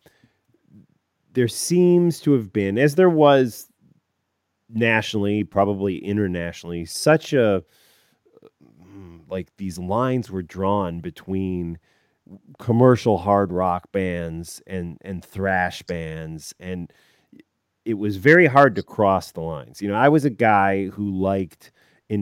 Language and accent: English; Chicago suburbs, Illinois, United States; a kid growing up in the Chicago suburbs